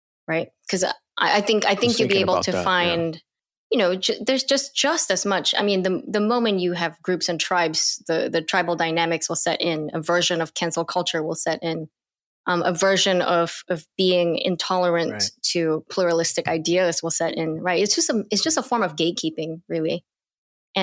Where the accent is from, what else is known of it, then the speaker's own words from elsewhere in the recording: Singapore; now in United States; growing up in Singapore